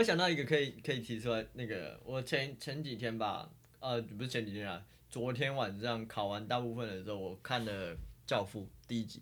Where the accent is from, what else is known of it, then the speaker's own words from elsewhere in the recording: Taiwan; 我们是台湾人